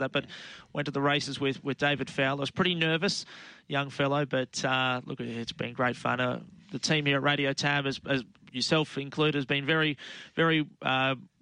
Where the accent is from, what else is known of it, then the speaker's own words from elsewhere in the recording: Bundaberg, Queensland, Australia; Always good to get back to my hometown, and great to call Bundaberg on Saturday